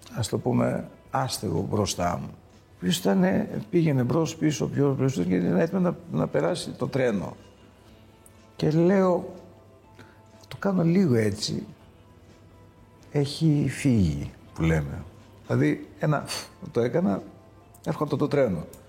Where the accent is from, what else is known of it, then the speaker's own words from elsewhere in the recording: Greece; Εμείς ως Έλληνες και ως outsiders